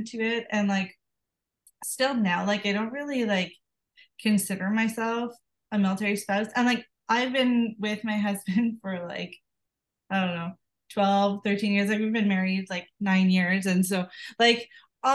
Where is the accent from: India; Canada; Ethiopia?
Canada; small town an hour out of Ottawa, Ontario; moved away as an adult; also born or lived in Kingston, Ontario / Morinville, Alberta; we live like in a small town like 1 hour out of Ottawa, and like it's my hometown